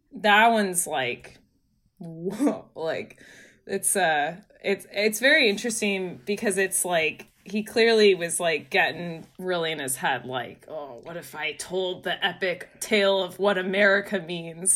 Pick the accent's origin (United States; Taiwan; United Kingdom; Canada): United States; San Francisco Bay Area, California; now in New York, United States; I'm from the San Francisco Bay Area.